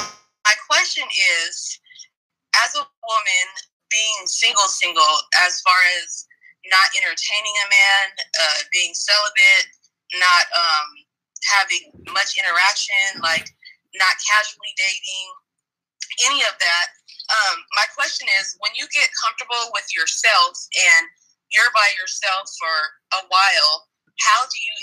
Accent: Sacramento, California, United States; Hey, y'all. … I'm from Sacramento, California.

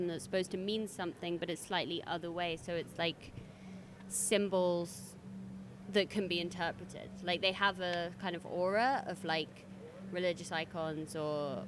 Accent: London, United Kingdom; growing up in London, I went to so many different museums

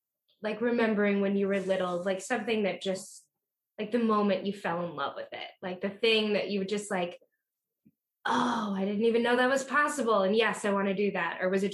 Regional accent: Vernon Hills, Illinois, United States; I grew up in Vernon Hills.

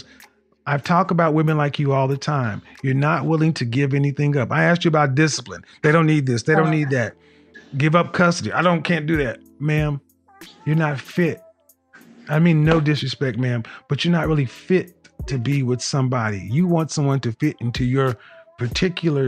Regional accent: Oklahoma, United States; I'm from Oklahoma, ma'am. I'm from the Midwest, too

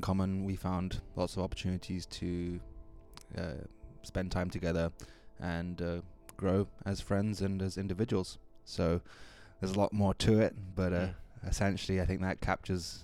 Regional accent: Kenya; now in Vancouver Island, Canada; I'm originally from Kenya, and I found myself here on Vancouver Island somewhat by chance earlier on this year

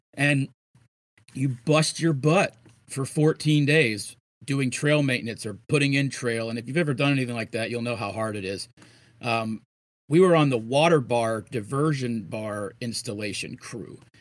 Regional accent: Florida, United States; I'm from Florida

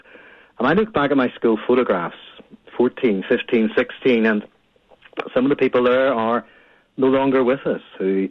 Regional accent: Belfast, Northern Ireland, United Kingdom; I grew up in Belfast.

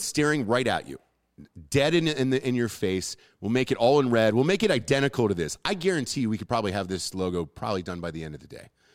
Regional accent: Atlanta, Georgia, United States; I'm from Atlanta

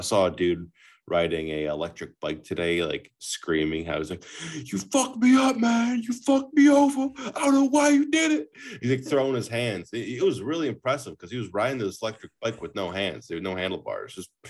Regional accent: Vermont, United States; I was like, yes, I am rural. I come from Vermont.

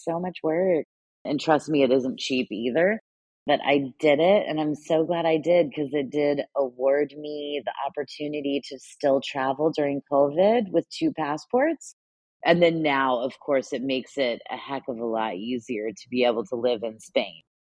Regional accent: United States; Well, I mean, I'm pretty lucky. So I'm a dual citizen. Obviously, I'm American. I have an American passport. And then I am half Italian.

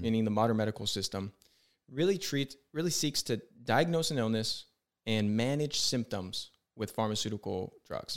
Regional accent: San Diego, California, United States; I'm from San Diego.

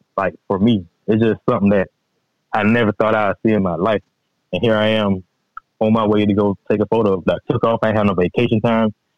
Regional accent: Register, Georgia, United States; now in Statesville, United States; I stay in Statesville. But I'm originally from Register. You know, there's nothing but woods out there.

